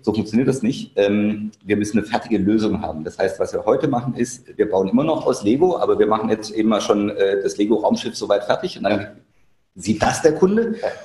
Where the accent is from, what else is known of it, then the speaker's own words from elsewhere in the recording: Germany; als Deutscher